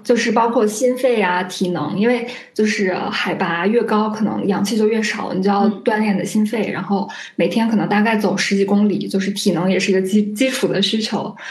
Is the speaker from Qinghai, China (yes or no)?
yes; Qinghai, China; moved away; 我本来就是，呃，西北的人，就嗯。是我家是青海那边，我家那边就有很多山